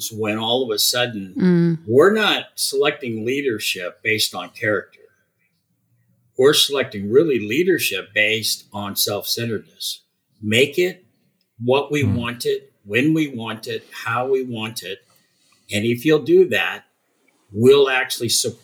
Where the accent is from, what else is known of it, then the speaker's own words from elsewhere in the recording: Southern California, United States; I come from Southern California